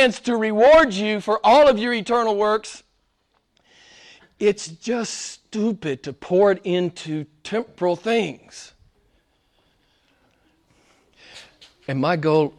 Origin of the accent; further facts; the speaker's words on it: United States; I was an average American